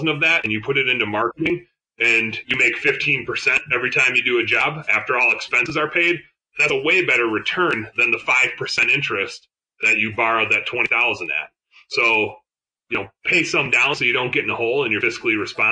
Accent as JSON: {"language": "English", "region": "Wisconsin", "country": "United States", "said": "I'm from Wisconsin"}